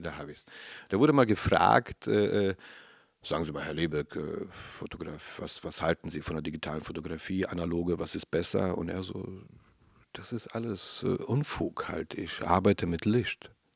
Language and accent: German; Berlin, Germany; ich bin Neukölln aufgewachsen